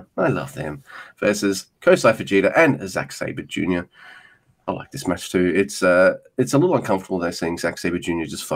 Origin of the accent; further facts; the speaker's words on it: Australia; I'm an Australian